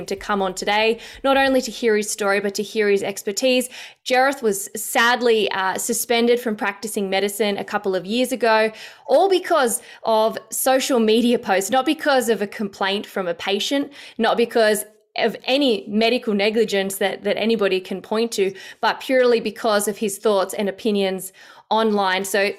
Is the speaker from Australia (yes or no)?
yes; Australia; As an Australian citizen, I'm reading this going, I can't believe this is happening in my own country.